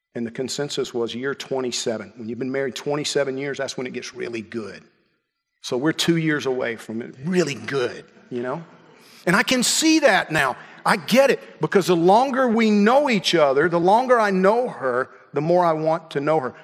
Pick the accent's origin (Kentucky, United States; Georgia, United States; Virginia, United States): Georgia, United States; When I was a kid growing up in Georgia, it was you know, fishing and hunting.